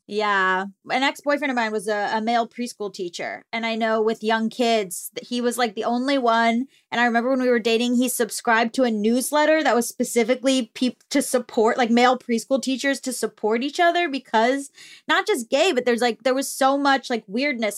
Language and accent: English; Florida, United States; I'm from Florida